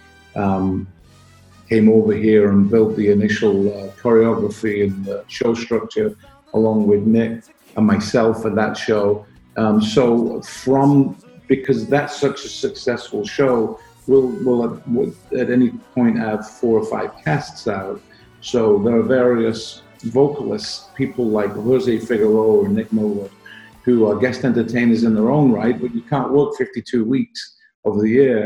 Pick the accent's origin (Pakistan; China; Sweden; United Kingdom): United Kingdom; Manchester, North West England; moved away as an adult; also born or lived in Spain; now in United States; I'm British. I was born in Manchester, but left there really when I was about 23 to go to Spain.